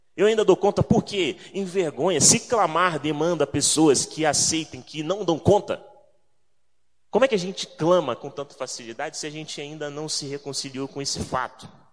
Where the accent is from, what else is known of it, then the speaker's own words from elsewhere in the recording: Rio de Janeiro, Brazil; moved away; also born or lived in São Paulo; Sou do Rio de Janeiro